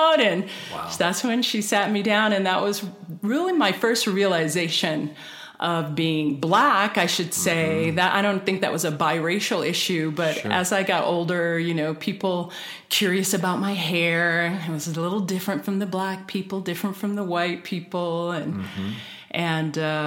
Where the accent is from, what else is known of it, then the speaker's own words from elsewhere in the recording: Las Vegas, Nevada, United States; I grew up in Las Vegas.